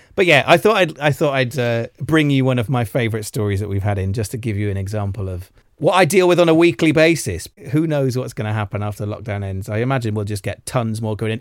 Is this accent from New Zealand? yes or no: no; Welsh, Wales, United Kingdom; being Welsh